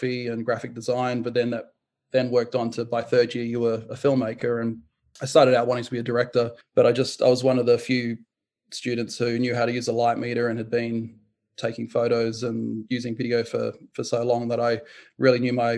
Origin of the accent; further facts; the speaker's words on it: New Zealand; I was born in New Zealand, and we had a cinema just 100 meters down the road that my grandfather would take me